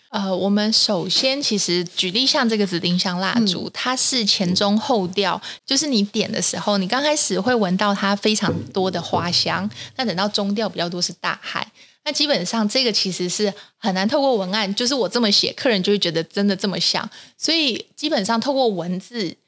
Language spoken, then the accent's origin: Chinese; Taiwan; 我们台湾人